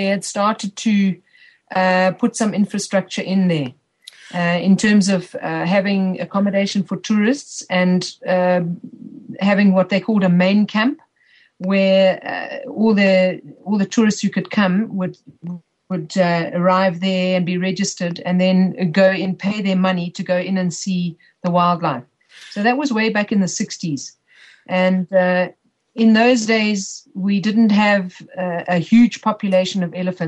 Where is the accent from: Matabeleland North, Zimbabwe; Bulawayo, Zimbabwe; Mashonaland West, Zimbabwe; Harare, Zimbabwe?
Matabeleland North, Zimbabwe; Hwange National Park; I'm a Zimbabwean. I'm born in this country